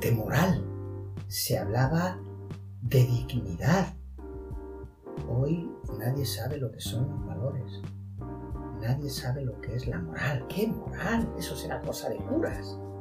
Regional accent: Spain; como españoles que somos

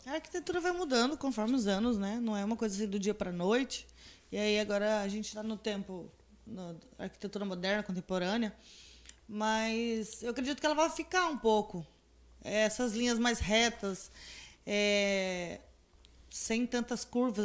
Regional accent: Campo Grande, Mato Grosso do Sul, Brazil; now in Confresa, Brazil; Lá de Campo Grande, da minha terra

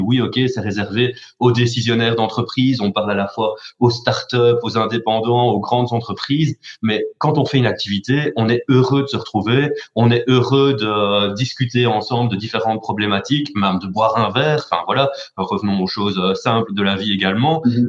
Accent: Charleroi, Wallonia, Belgium; je suis né à Charleroi, j'ai fait mes études à Charleroi, j'ai travaillé quasi essentiellement à Charleroi

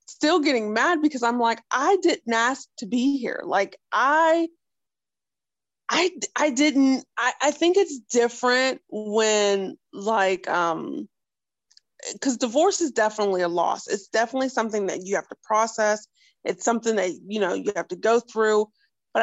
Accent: Northeast Ohio, United States; I'm from Northeast Ohio, so I'm about an hour from Cleveland, hour from Pittsburgh.

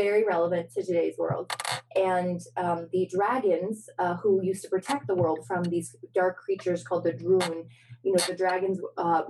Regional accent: St. Louis, Missouri, United States; also born or lived in Hunan, China / upstate New York; we moved to St. Louis. And St. Louis, yeah, it was interesting because that's where I consider my hometown

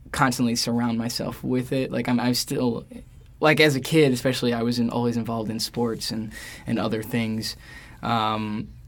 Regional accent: New York City, New York, United States; I'm from New York? York. I grew up in Queens.

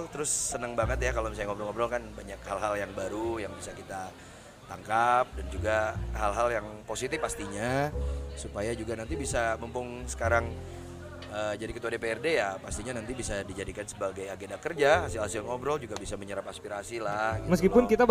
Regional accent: Sukabumi, West Java, Indonesia; Jadi tentunya kota dan Kabupaten Sukabumi karena saya orang Sukabumi karena terlalu cinta terhadap Kabupaten dan Kota Sukabumi ya.

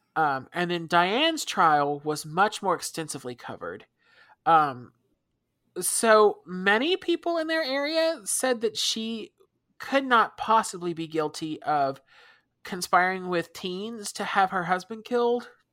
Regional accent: United States; we're American, so we don't use the metric system

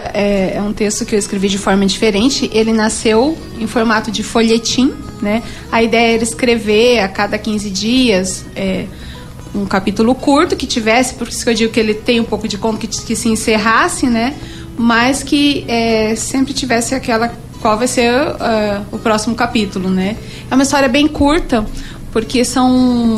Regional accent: Bela Vista, Mato Grosso do Sul, Brazil; Eu fui criada em Bela Vista, a fogão de lenha, a chazinho, a remédio jujo, como a gente fala

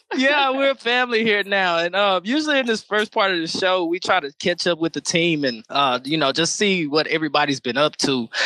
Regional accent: Nacogdoches, Texas, United States; now in Austin, United States; my hometown of Nacogdoches, Texas

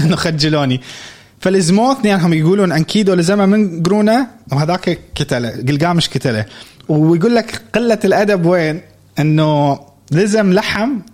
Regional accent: Iraq; انا عراقي

